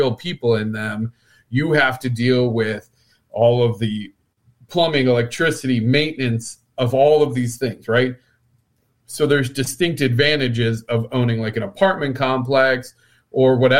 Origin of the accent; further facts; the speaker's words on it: Midwest, United States; we're both from the Midwest